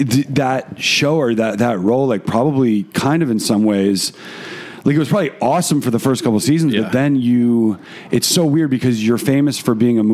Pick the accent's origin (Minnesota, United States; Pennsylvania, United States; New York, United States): New York, United States; So many of you know, I grew up in New York and now I don't.